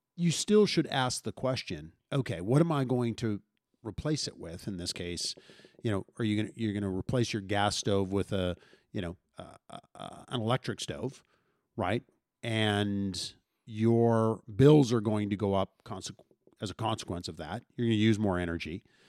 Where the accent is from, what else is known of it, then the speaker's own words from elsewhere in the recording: St. Albert, Alberta, Canada; growing up in Saint Albert